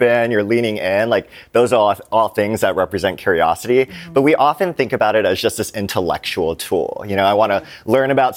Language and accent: English; Hawaii, United States; I grew up in Hawaii